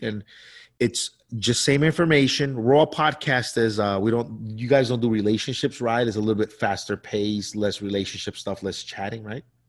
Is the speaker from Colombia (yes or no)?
yes; Colombia; moved away; when I was a child growing up in Colombia